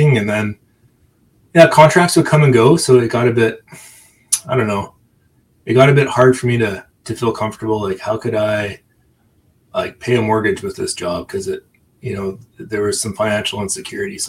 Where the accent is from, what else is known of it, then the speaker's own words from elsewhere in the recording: Calgary, Alberta, Canada; also born or lived in Banff; growing up in Calgary